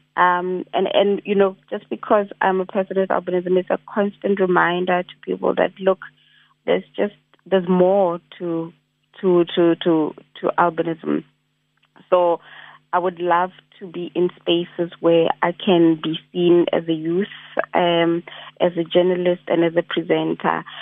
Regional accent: South Africa; I'm a South African youth

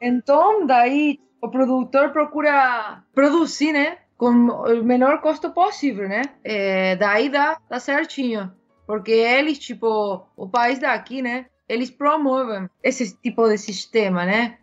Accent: Córdoba, Argentina; Portuguese is a second language; moved away as an adult; now in New Zealand; eu sou de Córdoba, né, da, da capital.

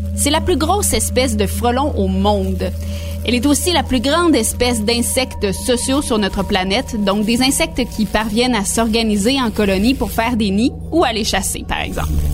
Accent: Canada; chez nous, au Canada

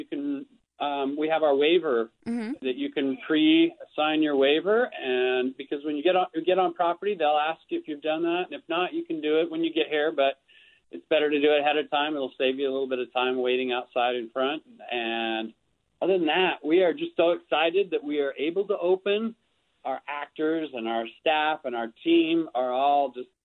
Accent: Salt Lake City, Utah, United States; I grew up in Salt Lake City, and I've lived here most of my life

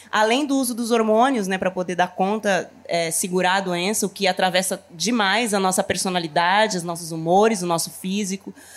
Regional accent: Taboão da Serra, São Paulo, Brazil; Eu nasci na periferia de São Paulo, né? Eu sou de Taboão da Serra, que é uma região da Grande São Paulo

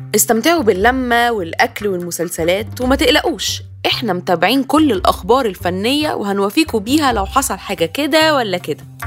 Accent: Egypt; انا كحد مصري

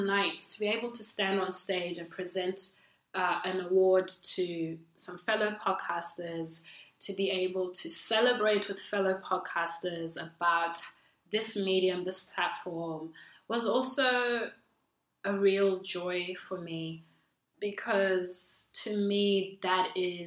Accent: Zimbabwe; also born or lived in Perth, Australia; now in Melbourne, Australia; Originally, I'm from Zimbabwe

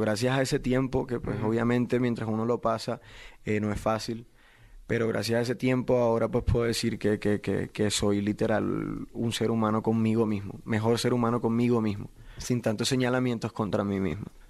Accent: Barranquilla, Atlántico, Colombia; Yo soy de Barranquilla, Colombia, soy de la costa de mi país

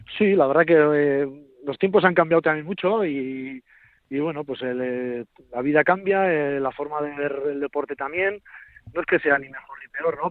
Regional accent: an hour from Pamplona, a village in the Navarre Pyrenees, Spain; soy de Chavalía, un pueblito que está a una hora de Pamplona y en el Pirineo

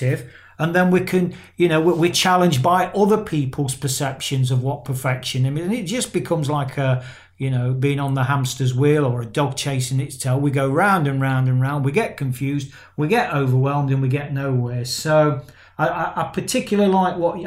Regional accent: England, United Kingdom; I've got Irish descent in my blood, but I'm an Englishman

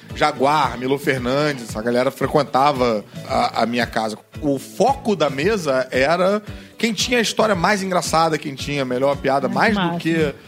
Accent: Rio de Janeiro, Brazil; eu que vivi a vida inteira no Leblon

